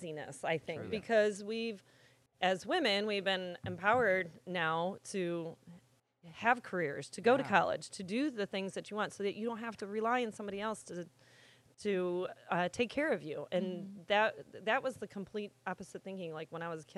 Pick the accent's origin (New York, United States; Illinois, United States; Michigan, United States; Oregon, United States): Illinois, United States; Sandwich; moved away as an adult; also born or lived in Woodridge, Illinois / Aurora, Illinois; when I was growing up in Sandwich